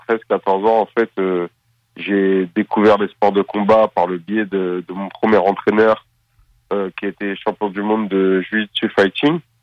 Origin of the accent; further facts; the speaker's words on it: Paris suburbs, Île-de-France, France; also born or lived in Seine-Saint-Denis / Valenton; Je suis né à Paris. j'ai grandi tout d'abord dans le 93, avant de déménager à l'âge de, de, de, 12